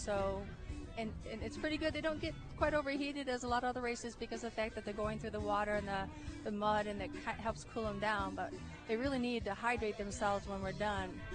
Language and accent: English; Michigan, United States; moved away as an adult; now in Savannah, United States; I'm from Michigan originally. I went to Central Michigan for both undergrad and graduate school